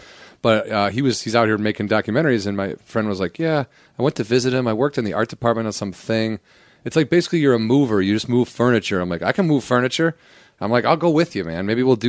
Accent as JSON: {"language": "English", "area": "southwest suburbs of Chicago", "region": "Illinois", "country": "United States", "moved": "yes", "lives_now": "Los Angeles, United States", "said": "I'm from Illinois, southwest suburbs of Chicago."}